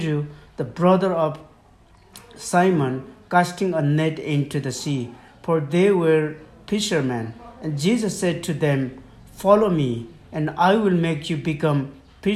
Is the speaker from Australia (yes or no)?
no; Nepal; first language Lhomi; English is a second language; I'm from Nepal, and I am the elder of my own church